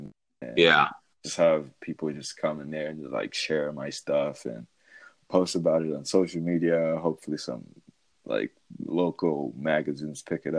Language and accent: English; Zambia; moved away as an adult; also born or lived in Iowa, United States; now in Atlanta, United States; I used to live in Iowa. I'm originally from Zambia, but then after high school, I moved to Iowa for college. And then after I finished my undergrad in Iowa, then I moved here to Atlanta because I'm doing my MBA right now.